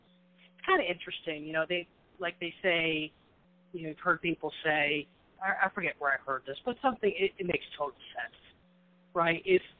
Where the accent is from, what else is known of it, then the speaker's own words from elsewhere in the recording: Vermont, United States; And then I go back to Vermont, where I'm from, and people say, boy, you don't sound like you're from up here.